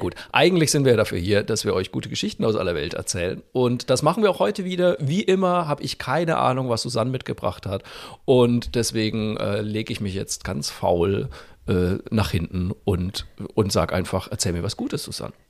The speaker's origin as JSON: {"language": "German", "area": "Franconia", "region": "Bavaria", "country": "Germany", "said": "als Franke"}